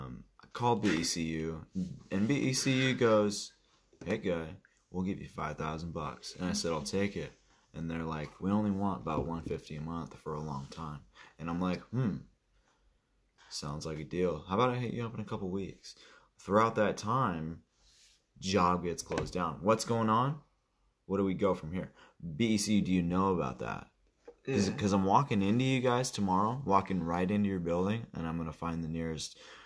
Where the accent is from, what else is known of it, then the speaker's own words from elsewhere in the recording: United States; born there; The fact that I was born in the United States of America.